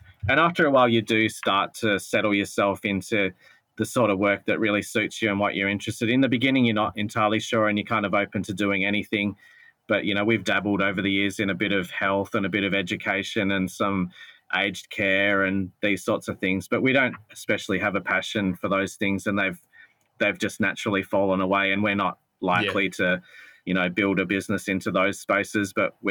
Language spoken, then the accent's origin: English; Adelaide, South Australia, Australia; now in Melbourne, Australia; both Justin and I are not born and raised in Melbourne, so we didn't have family business connections or family money or those sorts of things to give us a leg up. I came from Adelaide